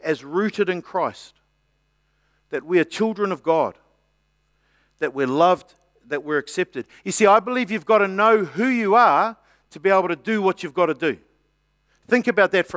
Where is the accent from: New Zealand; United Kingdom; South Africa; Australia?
New Zealand; I'm a New Zealander